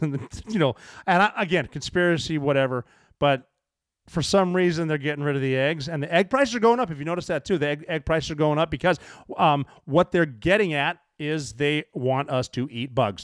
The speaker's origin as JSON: {"language": "English", "region": "Montana", "country": "United States", "said": "I am from Montana"}